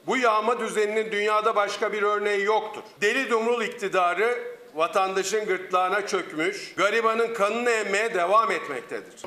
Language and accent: Turkish; Çankırı Province, Turkey; benim memleketim Çankırı